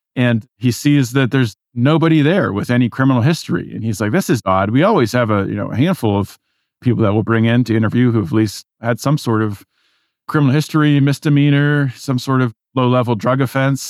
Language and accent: English; Pittsburgh, Pennsylvania, United States; moved away as an adult; also born or lived in California; I was raised in Pittsburgh, as we were talking pre-show. raised in suburbia